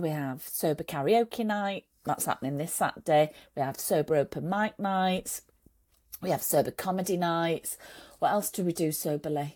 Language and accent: English; Manchester, North West England, United Kingdom; also born or lived in Saudi Arabia; in Manchester where, where he was working and I was living, and that's where we're both from